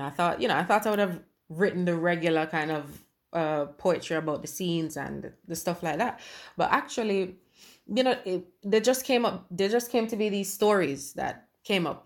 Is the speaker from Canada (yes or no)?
no; Jamaica; moved away as an adult; now in England; I was born in England and left as a baby. I didn't, I only came back a couple years ago, right? So for me, and like I said, growing up in Jamaica